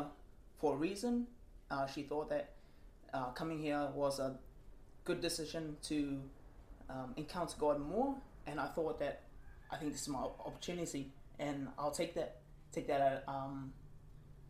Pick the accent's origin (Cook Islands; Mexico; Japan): Cook Islands; also born or lived in Auckland, New Zealand; then just got raised up in Palmerston Island